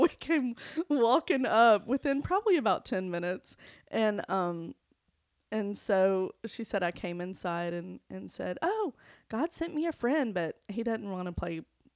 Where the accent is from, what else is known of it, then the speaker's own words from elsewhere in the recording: Montgomery, Alabama, United States; also born or lived in Homewood, Alabama; I grew up in Montgomery